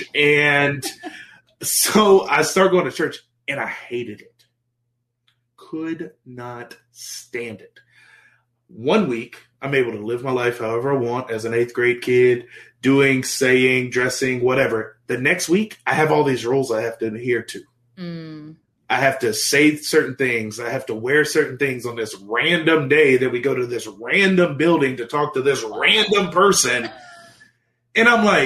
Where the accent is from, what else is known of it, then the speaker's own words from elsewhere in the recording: West Monroe, Louisiana, United States; moved away as an adult; also born or lived in Oklahoma; grew up in small town Louisiana. If your listeners, watchers have heard of Duck Dynasty, that's my hometown